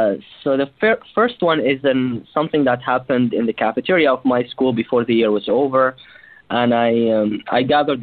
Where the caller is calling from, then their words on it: New York City, New York, United States; also born or lived in Cleveland; I usually call from Cleveland, but the school year is over. I'm 24 years young, so I'm calling from New York City.